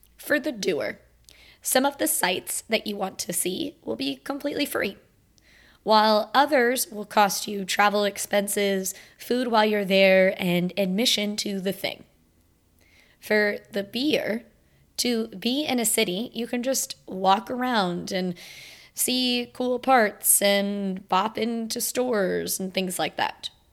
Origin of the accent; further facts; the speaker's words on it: Florida, United States; I'm from Florida